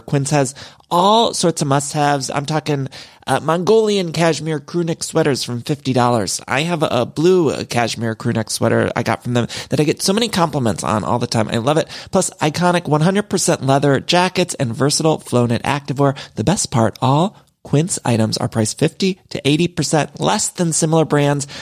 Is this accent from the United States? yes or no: yes; Midwest, United States; now in Los Angeles, United States; I'm from the Midwest